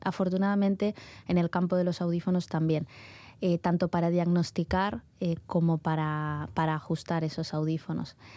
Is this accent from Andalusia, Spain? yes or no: yes; Málaga, Andalusia, Spain; moved away as an adult; now in Bilbao, Spain; Yo originariamente de Málaga, ¿vale? Y y bueno, llevo aquí en Bilbao ya más de 12 años